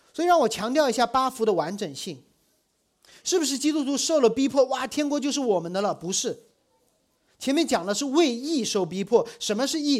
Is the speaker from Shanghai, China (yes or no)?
yes; Shanghai, China; 我小时候在上海，我住在大学的校园里，那时候的上海还没有很多的外国人来